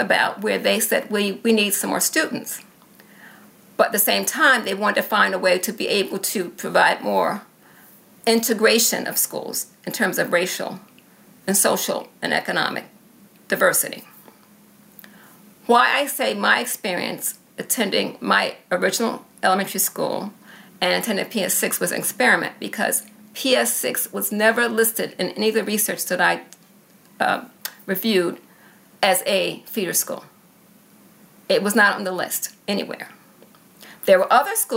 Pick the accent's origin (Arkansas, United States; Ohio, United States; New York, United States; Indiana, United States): New York, United States; New York City; also born or lived in Cincinnati / Rochester, New York; I am a native New Yorker. And I grew up in West Harlem.